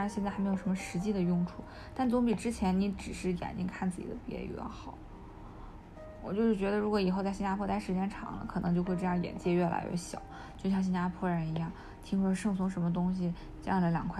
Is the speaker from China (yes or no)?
yes; China; also born or lived in Japan; 我从中国来，我从我从中国和日本来，